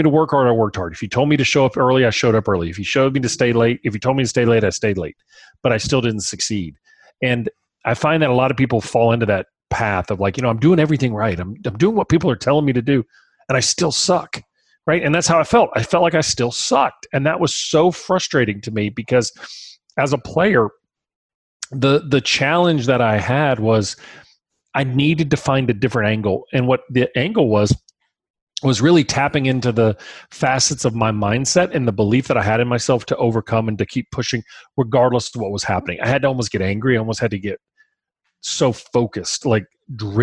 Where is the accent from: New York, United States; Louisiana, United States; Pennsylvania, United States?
Louisiana, United States; Baton Rouge; We're from Baton Rouge.